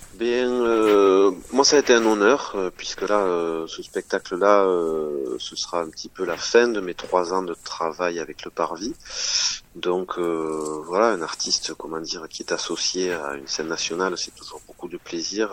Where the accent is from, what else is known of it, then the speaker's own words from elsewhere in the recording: Tournefeuille, Occitania, France; à l'école de musique de Tournefeuille, hein, en Haute-Garonne, là où j'ai grandi.